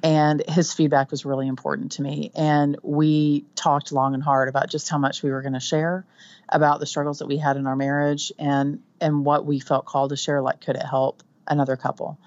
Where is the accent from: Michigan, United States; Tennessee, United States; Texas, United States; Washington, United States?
Texas, United States; Texas Panhandle, United States; accent: Texan; now in Central Texas, United States; I'm from the Panhandle, which is the top part of Texas. We tend to be um, a little twangier